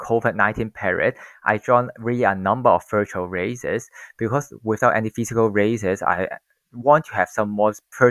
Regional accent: Hong Kong; I'm born and raised in Hong Kong and now 30 years old

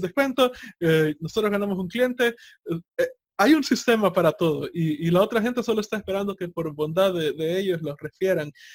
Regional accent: El Salvador

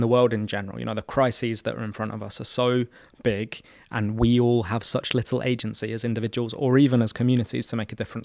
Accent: London, United Kingdom; I was born and raised in Camden Town

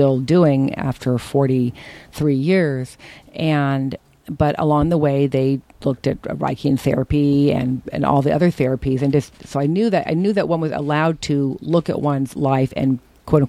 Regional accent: Berkeley, California, United States; the shit I grew up with in Berkeley

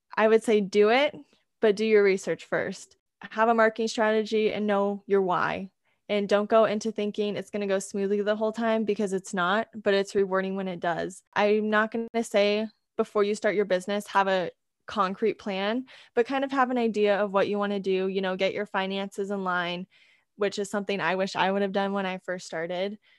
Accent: California, United States; moved away as an adult; now in Idaho, United States; I'm actually originally from California, but I'm currently attending school in Idaho

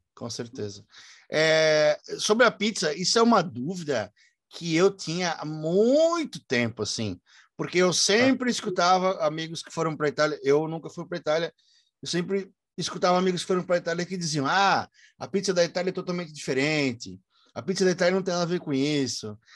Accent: Brusque, Santa Catarina, Brazil; Eu sou de Brusque, Santa Catarina

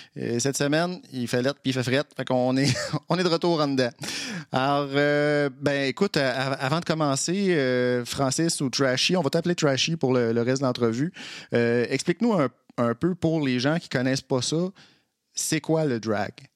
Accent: Trois-Rivières, Quebec, Canada; moved away; also born or lived in Montreal; je suis originaire de Trois-Rivières. J'ai habité à Montréal pendant plusieurs années.

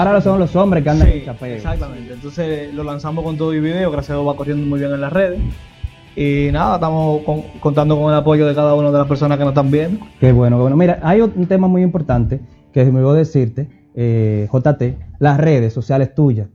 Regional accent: Dominican Republic; aquí República Dominicana, dominicano soy.

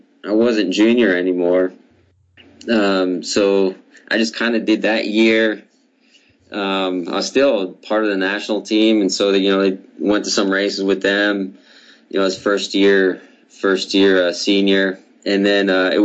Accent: United States; two of us Americans

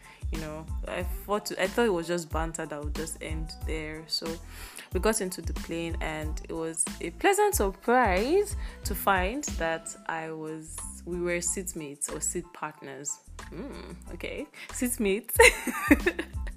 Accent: Nigeria; As a Nigerian

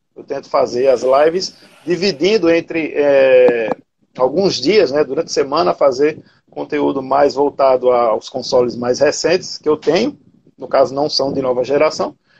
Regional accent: Cabedelo, Paraíba, Brazil; sou da Paraíba, mais precisamente Cabedelo, né, cidade portuária.

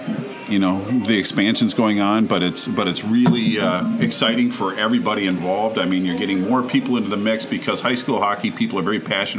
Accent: Edina, Minnesota, United States; I grew up in Edina.

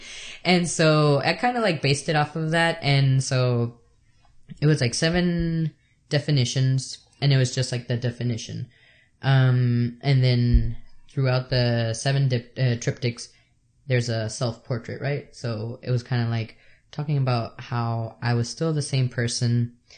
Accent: El Salvador; moved away; I'm from El Salvador

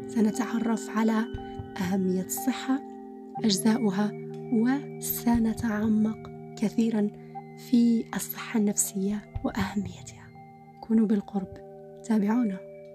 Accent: Algeria; عندنا في الجزائر

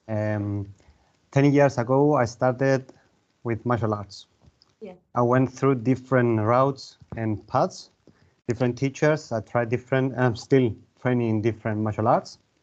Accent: Larnaca, Larnaca District, Cyprus; moved away as an adult; now in Limassol, Cyprus; Originally, I'm from Larnaca, uh, but I live in Limassol the last um, eight years now

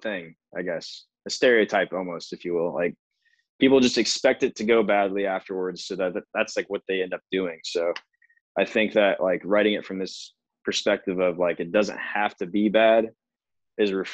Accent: Canton, Illinois, United States; now in Nashville, United States; I'm from Central Illinois, little small farm town called Canton

